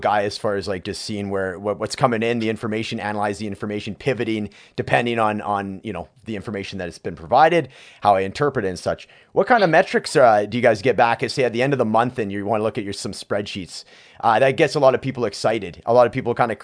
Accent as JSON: {"language": "English", "country": "Canada", "said": "I'm Canadian"}